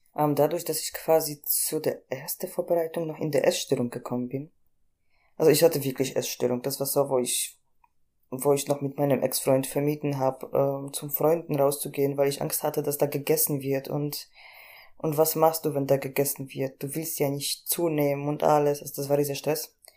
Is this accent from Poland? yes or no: yes; Poland; moved away as an adult; now in Germany; ich komme aus Polen ursprünglich, bin 2014 im Sommer nach Deutschland gekommen